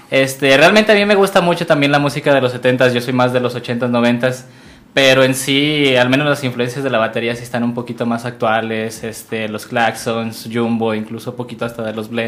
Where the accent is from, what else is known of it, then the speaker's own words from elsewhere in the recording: León, Guanajuato, Mexico; moved away; yo vengo de León, Guanajuato